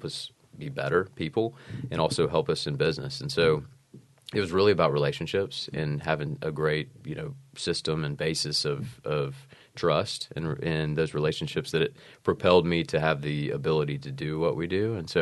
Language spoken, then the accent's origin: English; Georgia, United States; also born or lived in South Carolina; I'm from Georgia